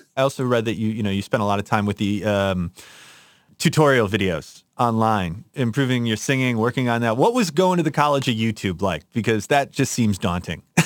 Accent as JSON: {"language": "English", "town": "Chicago", "region": "Illinois", "country": "United States", "tie": "born or raised there", "said": "I grew up in Chicago"}